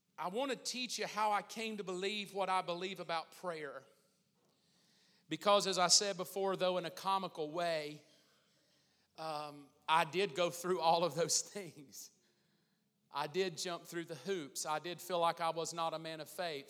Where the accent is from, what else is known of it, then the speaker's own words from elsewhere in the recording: the South, United States; growing up in the South, growing up in church